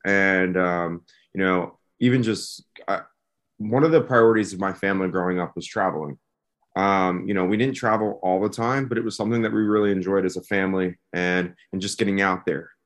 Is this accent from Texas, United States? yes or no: no; West Chester, Pennsylvania, United States; moved away; right outside of Philadelphia, a town called Westchester, Pennsylvania